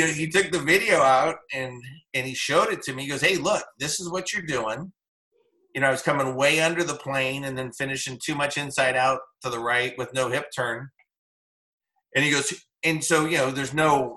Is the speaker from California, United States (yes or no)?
yes; Whittier, California, United States; also born or lived in Oceanside, California; So I grew up in Whittier, and we grew up on the eighth hole at Candlewood Country Club.